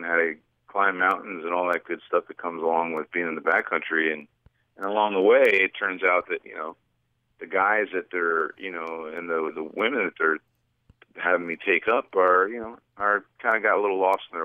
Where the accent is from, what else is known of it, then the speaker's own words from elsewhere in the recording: New Jersey, United States; moved away as an adult; also born or lived in Brazil / New York City / Los Angeles; I just grew up in a small town in New Jersey